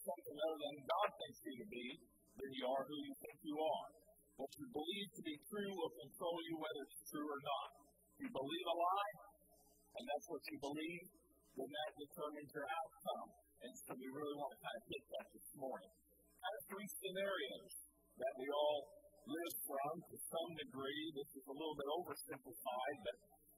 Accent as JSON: {"language": "English", "town": "Cartersville", "region": "Georgia", "country": "United States", "tie": "born or raised there", "also_born_or_lived": "Philippines", "said": "I'm from Cartersville. I grew up here."}